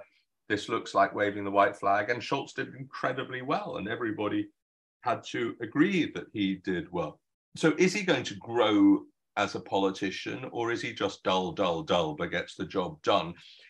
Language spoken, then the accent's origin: English; United Kingdom; Being a German as well as a Brit now